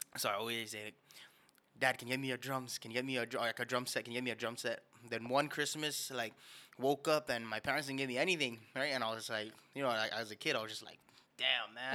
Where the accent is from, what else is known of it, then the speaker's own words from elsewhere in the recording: Guam; Born and raised on the island of Guam